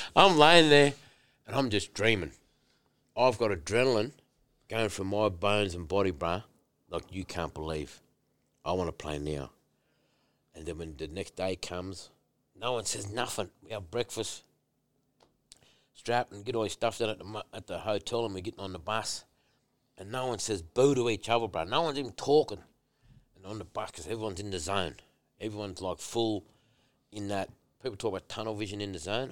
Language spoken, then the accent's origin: English; Tingha, New South Wales, Australia; moved away; my childhood growing up in Tinga playing footy